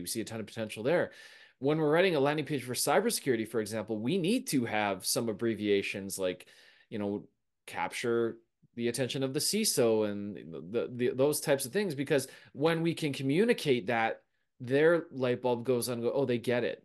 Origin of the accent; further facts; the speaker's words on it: Canada; we're Canadian